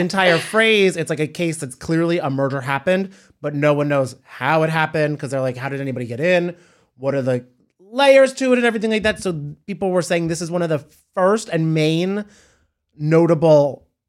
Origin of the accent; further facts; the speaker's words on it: Cranford, New Jersey, United States; Cranford, New Jersey.